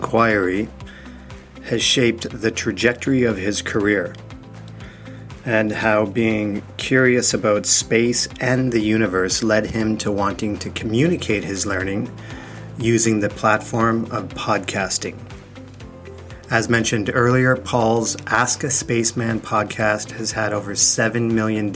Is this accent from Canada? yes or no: yes; Canada; I remember growing up in Canada in a rural area